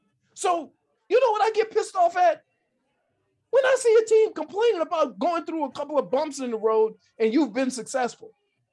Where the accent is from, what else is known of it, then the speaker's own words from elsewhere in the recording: New Orleans, Louisiana, United States; moved away; I'm from New Orleans. I spent my whole life with the New Orleans Saints. They were started in 1969, the year after I was born, 1960, might even been the year I was born, 1968.